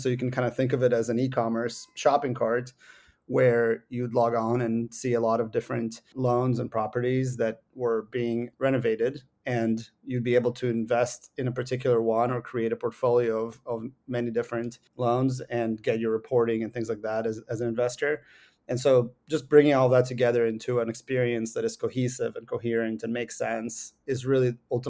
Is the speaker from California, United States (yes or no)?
no; Seattle, Washington, United States; I grew up with both of my parents are computer scientists. I grew up in Seattle.